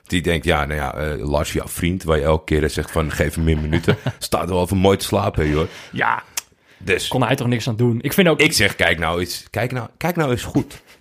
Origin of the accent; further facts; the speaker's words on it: Haarlem, North Holland, Netherlands; born there; Uit Haarlem. Weten niet veel mensen. Ja, is nee. geboren in Haarlem.